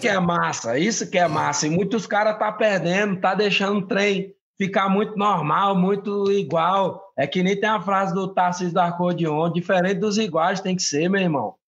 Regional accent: Pará, Brazil; moved away; o meu estado, né? O meu, o meu, de onde eu venho

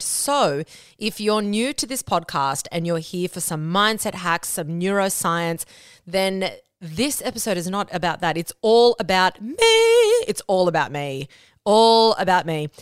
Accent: Australia; first language Spanish; English is a second language; I was born and raised in Australia

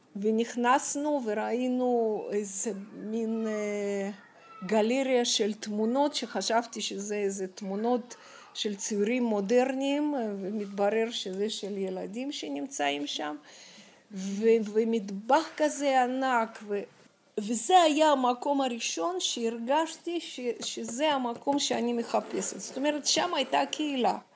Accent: Moscow, Russia; Hebrew is a second language; moved away as an adult; also born or lived in Kyiv, Ukraine / Jerusalem, Israel; now in Israel; נולדתי בקייב, כי אימא שלי, אה, רצתה להוליד אותי בקרבת משפחתה, ואז אחרי שלושה חודשים, אה, חזרנו למוסקבה. ושם בעצם, אה, גרתי שלושים שנה

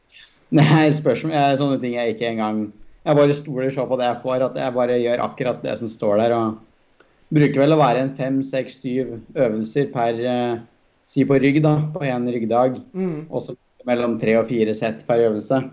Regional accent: Toten, Innlandet, Norway; være fra Toten der, da, hvor som er et bitte lite sted

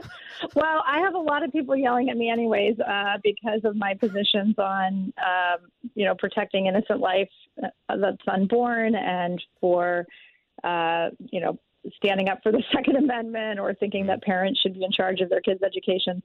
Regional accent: Texas, United States; moved away as an adult; now in Missouri, United States; I grew up in Texas

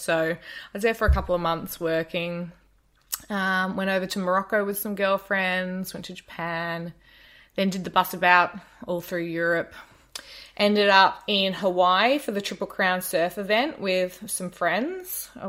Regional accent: Sydney, New South Wales, Australia; moved away; I grew up on the northern beaches of Sydney. I like to tell people it was Summer Bay, basically, the Insular Peninsula.

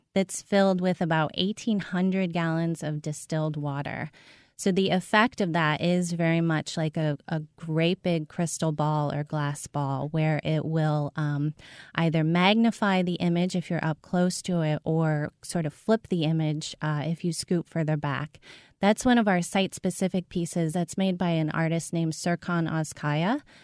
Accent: St. Louis, Missouri, United States; I am from Saint Louis

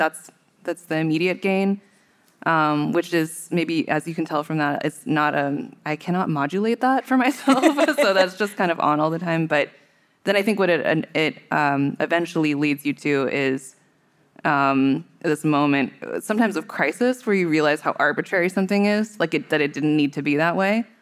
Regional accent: Bay Area, California, United States; I grew up in the Bay Area

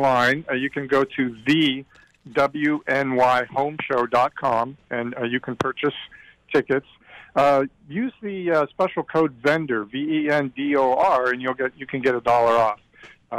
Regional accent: Erie, Pennsylvania, United States; I'm from Erie

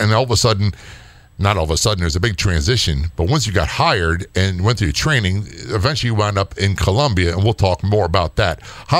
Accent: Maryland, United States; I came from Southern Maryland. I came from the sleepy country. I was a Navy brat, raised everywhere.

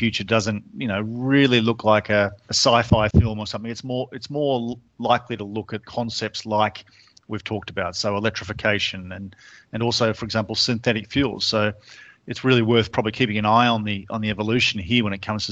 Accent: Australia; moved away; you can tell from my funny accent, I'm from Australia

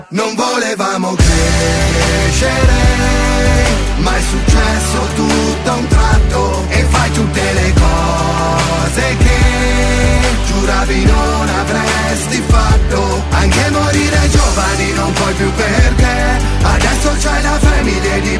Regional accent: Sasso Marconi, Emilia-Romagna, Italy; Ciao a tutti … vengo da Sasso Marconi.

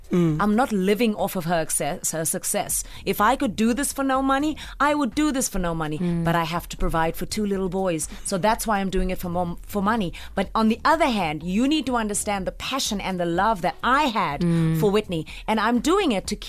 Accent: South Africa; Anytime I said I was from South Africa, anytime, people always go, fantastic.

